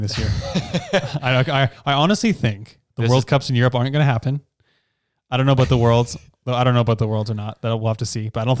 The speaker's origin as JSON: {"language": "English", "country": "Canada", "said": "I just mean I don't want to be in another country as a Canadian citizen if I'm really sick."}